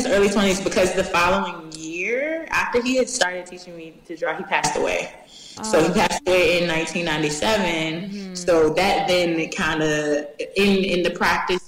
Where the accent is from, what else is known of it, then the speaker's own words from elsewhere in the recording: Richmond, Virginia, United States; moved away as an adult; now in New York, United States; I'm actually born and raised in Richmond, Virginia